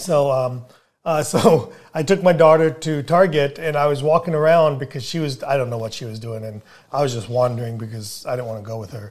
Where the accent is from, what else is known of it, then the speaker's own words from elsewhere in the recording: India; moved away; as an Indian, as an immigrant